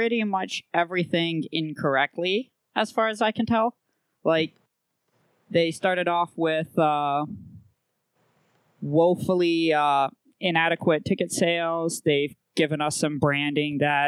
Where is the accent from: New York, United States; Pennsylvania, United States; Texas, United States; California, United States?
Texas, United States; as a Texan